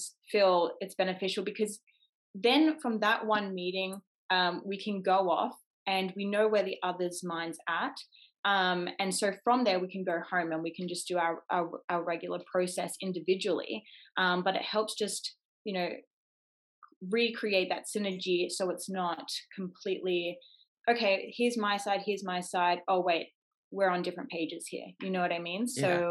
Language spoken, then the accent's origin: English; Gold Coast, Queensland, Australia; where I grew up on the Gold Coast, we have Warner Brothers Studios